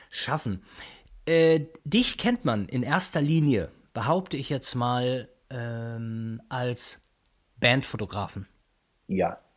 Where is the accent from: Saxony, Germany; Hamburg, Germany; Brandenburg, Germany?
Saxony, Germany; Chemnitz; Genau, gebürtiger Karl-Marx-Städter sogar.